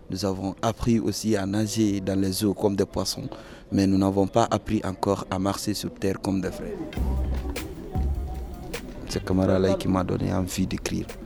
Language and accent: French; Guinea; moved away as an adult; j'ai 24 ans, je suis des Guinée-Conakry. Et parti de la Guinée il y a longtemps Oui, il y a trois ans.